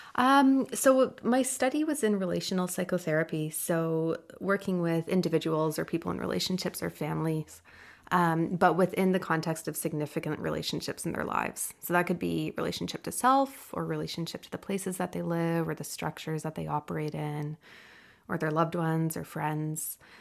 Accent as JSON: {"language": "English", "region": "Ontario", "country": "Canada", "moved": "yes", "lives_now": "British Columbia, Canada", "said": "I'm from Ontario"}